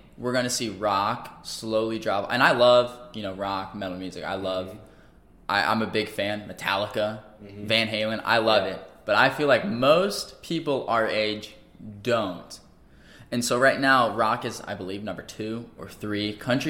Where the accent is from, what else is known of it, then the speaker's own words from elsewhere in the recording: St. Louis, Missouri, United States; We're from St. Louis